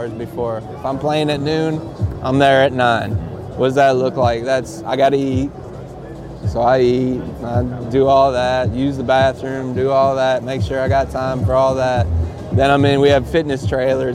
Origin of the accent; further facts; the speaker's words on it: Cleveland, Ohio, United States; now in Auburn, United States; I grew up in Cleveland